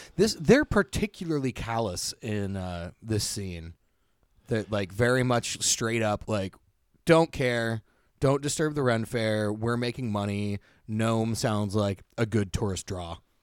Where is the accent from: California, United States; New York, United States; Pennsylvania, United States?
California, United States; Hollister; right next to Hollister, where I grew up.